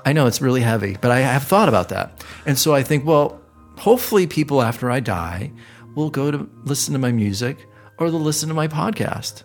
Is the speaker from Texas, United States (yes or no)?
no; Cleveland, Ohio, United States; now in Los Angeles, United States; Cleveland, apparently, my hometown